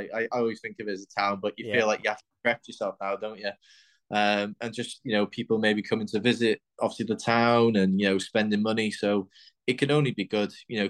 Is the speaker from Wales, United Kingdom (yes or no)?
yes; Wales, United Kingdom; with us being Welsh